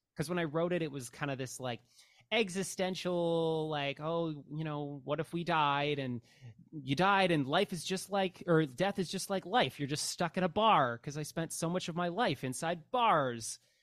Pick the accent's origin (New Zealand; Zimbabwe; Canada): Canada; as a Canadian